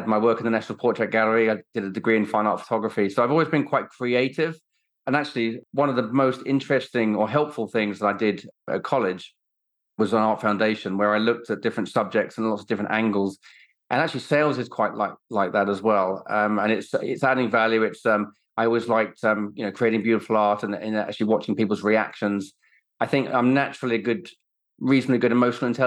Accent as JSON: {"language": "English", "area": "Sussex", "region": "South East England", "country": "United Kingdom", "tie": "born or raised there", "also_born_or_lived": "Kenya", "said": "I grew up in Sussex. My parents both worked for the airlines. So from a very young age, I spent a lot of time in Kenya growing up"}